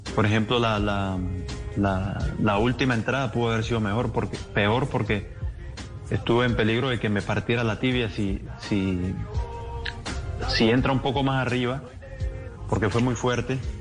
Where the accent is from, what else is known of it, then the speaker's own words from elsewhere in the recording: Colombia; somos un país creyente